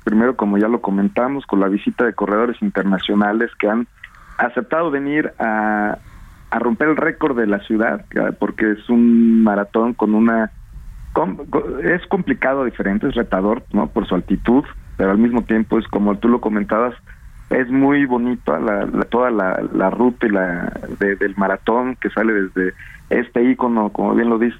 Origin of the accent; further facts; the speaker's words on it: Mexico; somos además los mexicanos